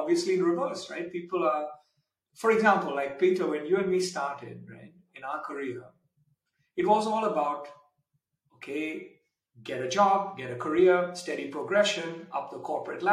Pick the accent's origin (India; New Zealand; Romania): India; moved away as an adult; now in Switzerland; I grew up in India to some extent